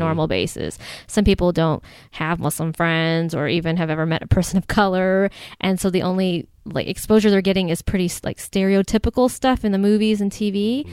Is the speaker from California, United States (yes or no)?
no; Ohio, United States; now in Chicago, United States; I'm originally from Ohio